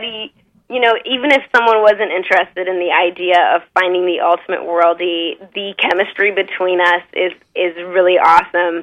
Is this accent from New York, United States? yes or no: no; Arizona, United States